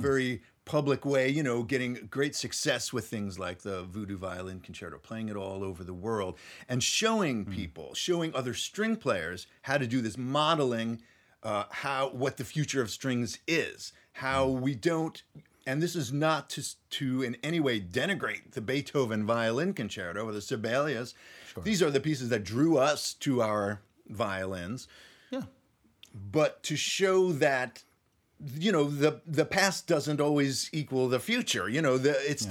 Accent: Nashville, Tennessee, United States; right here in Nashville, Tennessee, my hometown

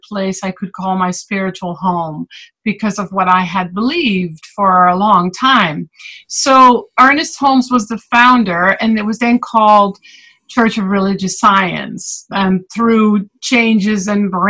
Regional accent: Netherlands; moved away as an adult; also born or lived in Fort Lauderdale, Florida; now in United States; I was born and raised in the Netherlands

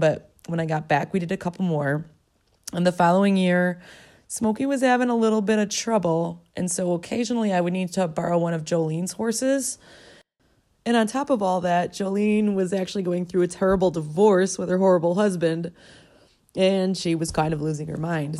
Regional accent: Milwaukee, Wisconsin, United States; I was a city girl, born and raised in Milwaukee, Wisconsin

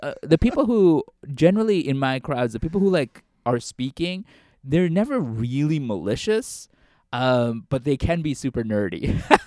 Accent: United States; growing up in America

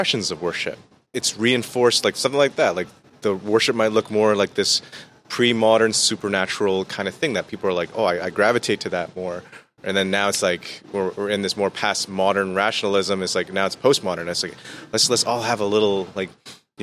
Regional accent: Canada; I'm Canadian

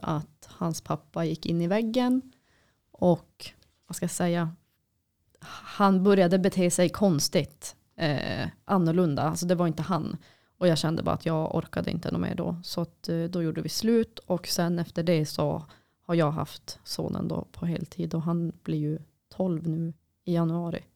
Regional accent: Boden, Norrbotten County, Sweden; när jag var liten och bodde i Boden

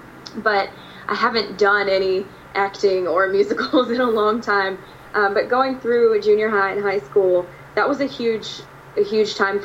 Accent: Virginia Beach area, United States; moved away as an adult; also born or lived in Danville, Virginia; now in Nashville, United States; I grew up on the East Coast, and from the Virginia Beach area

